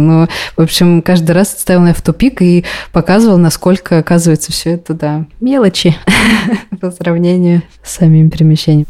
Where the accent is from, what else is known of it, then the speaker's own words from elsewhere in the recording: Kazan, Tatarstan, Russia; moved away as an adult; now in Israel; мне 29 лет, а 28 новых годов я отмечала в Казани со всей семьей